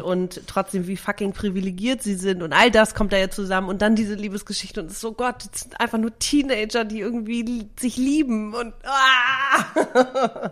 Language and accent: German; Germany; also born or lived in Greece / Sicily; damit bin ich halt aufgewachsen. Also neben mhm. Deutschland natürlich